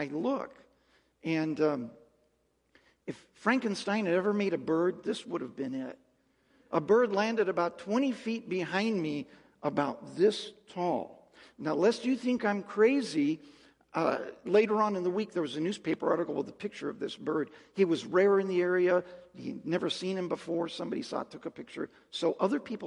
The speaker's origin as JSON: {"language": "English", "area": "Mojave Desert", "region": "California", "country": "United States", "said": "I'm from the Mojave Desert in California"}